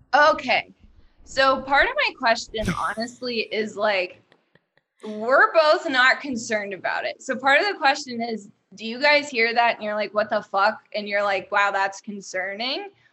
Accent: Dayton, Ohio, United States; also born or lived in New York; now in Cincinnati, United States; I'm from Dayton

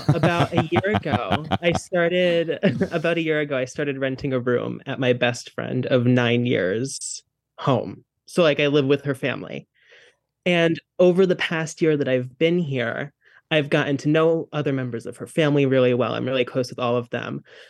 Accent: New Jersey, United States; Ayo, I'm from Jersey.

